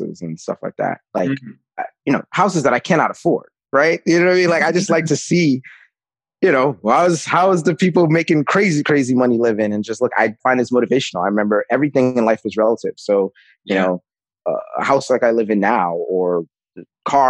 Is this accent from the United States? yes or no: yes; New York City, New York, United States; I grew up with in the Bronx